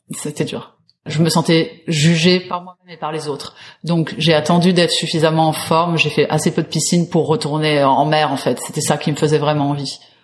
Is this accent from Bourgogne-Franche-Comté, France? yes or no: no; Paris, Île-de-France, France; je suis parisienne